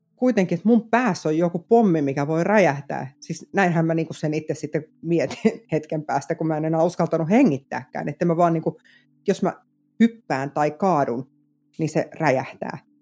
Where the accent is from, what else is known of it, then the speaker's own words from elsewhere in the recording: Vantaa, Uusimaa, Finland; moved away as an adult; now in South Ostrobothnia, Finland; mä oon itse Korsosta siis kotosin, Vantaalta